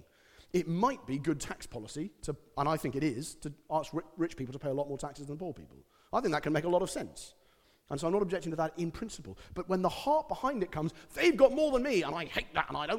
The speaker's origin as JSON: {"language": "English", "country": "United Kingdom", "said": "being British"}